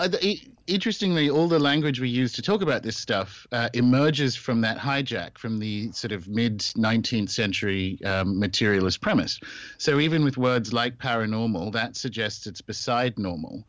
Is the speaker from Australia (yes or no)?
yes; Australia; moved away as an adult; also born or lived in New Zealand / United Kingdom; I was born and raised in Australia